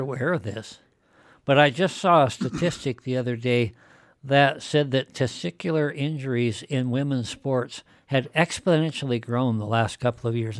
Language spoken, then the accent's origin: English; Shell, Wyoming, United States; I've been living in Wyoming virtually my entire life. I spent some time away as a soldier. Mm-hmm. When I was young, for example, in where I grew up in Shell.